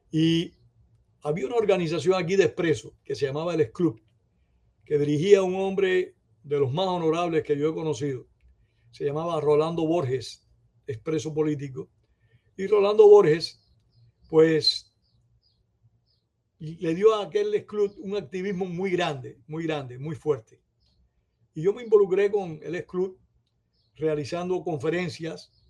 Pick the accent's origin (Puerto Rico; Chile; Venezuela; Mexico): Venezuela; now in United States; cuando yo salí de Venezuela, eh, la situación en Venezuela, yo salí de Venezuela dos días después del intento de golpe de Estado de Hugo Chávez, sin relación alguna. O sea, era una decisión que yo tenía tomada ya desde hacía mucho tiempo, de venir para Estados Unidos.